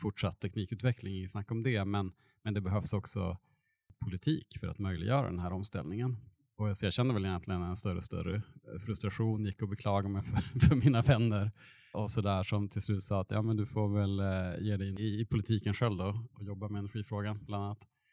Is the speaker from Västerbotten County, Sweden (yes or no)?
yes; Burträsk, Västerbotten County, Sweden; moved away as an adult; now in Eskilstuna, Sweden; min bakgrund är jag uppväxt på ja, landsbygden utanför Burträsk i Västerbotten mellan Umeå och Skellefteå